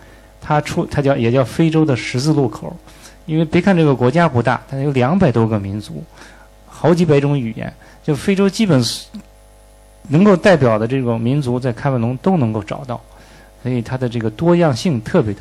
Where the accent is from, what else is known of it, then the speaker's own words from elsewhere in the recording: China; 我们中国人的这个王道的这个思想，就是天下归往为王